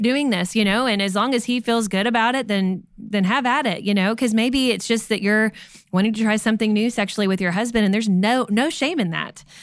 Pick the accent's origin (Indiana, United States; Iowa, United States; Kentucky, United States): Kentucky, United States; moved away; we're from Kentucky originally. We say cussing.